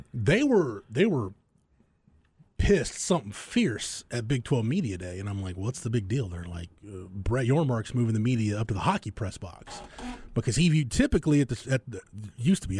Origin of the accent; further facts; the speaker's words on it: Florence, Texas, United States; my hometown, it's quaint